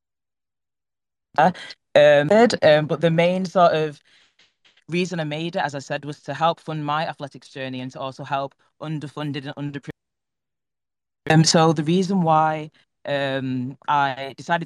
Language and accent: English; Manchester, North West England, United Kingdom; I'm from Manchester in England